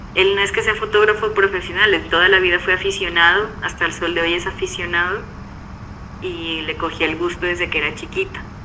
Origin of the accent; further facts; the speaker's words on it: Pasto, Nariño, Colombia; yo vengo de Pasto